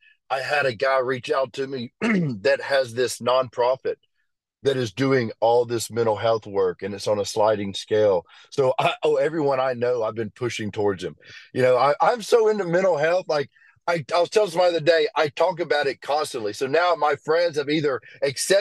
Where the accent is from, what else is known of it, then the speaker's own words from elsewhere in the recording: Birmingham, Alabama, United States; I grew up in Birmingham.